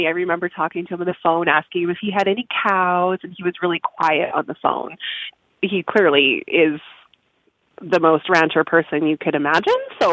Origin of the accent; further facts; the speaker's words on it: southwest Saskatchewan, Canada; We're from the southwest part of the province. So we're just about 50-60 miles north of the Montana border.